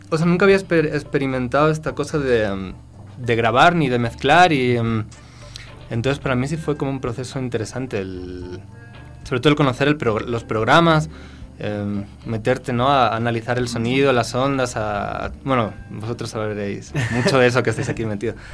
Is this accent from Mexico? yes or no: no; Ecuador; accent: Ecuadorian; tengo acento ecuatoriano, cada vez me noto más que ya se me va el, español.